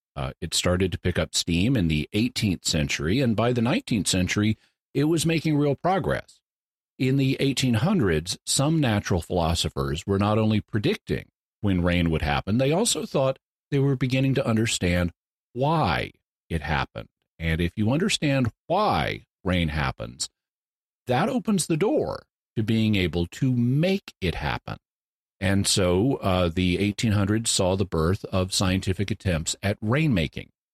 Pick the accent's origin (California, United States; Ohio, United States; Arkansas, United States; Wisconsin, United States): Arkansas, United States; Fayetteville; now in San Diego, United States; my hometown of Fayetteville, Arkansas